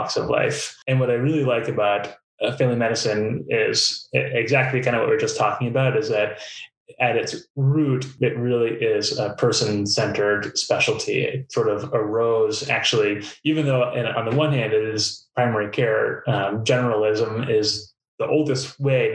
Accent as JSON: {"language": "English", "region": "East Coast", "country": "United States", "tie": "born or raised there", "moved": "yes", "lives_now": "Duluth, United States", "said": "I grew up on the East Coast in a family of writers"}